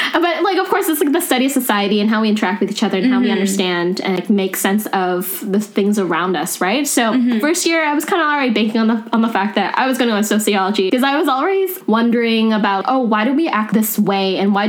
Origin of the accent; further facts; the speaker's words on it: Langley, British Columbia, Canada; also born or lived in East Vancouver; now in Vancouver, Canada; I grew up in Langley